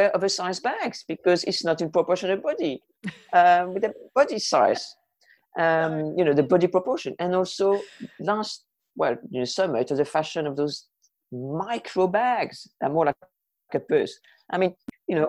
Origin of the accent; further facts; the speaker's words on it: France; moved away as an adult; also born or lived in Jersey / Mexico; I was born in France, grew up in France, and I arrived in Jersey when I was 20 and a half.